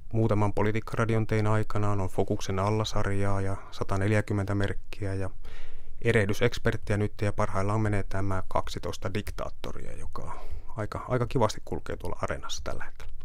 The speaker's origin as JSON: {"language": "Finnish", "town": "Kemi", "region": "Lapland", "country": "Finland", "moved": "yes", "said": "Kemin aluetoimituksesta pohjoisesta, josta olen kotoisin"}